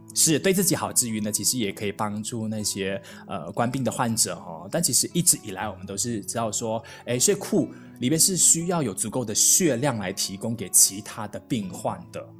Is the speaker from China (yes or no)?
no; Malaysia; 我四年前刚从台湾来到马来西亚的时候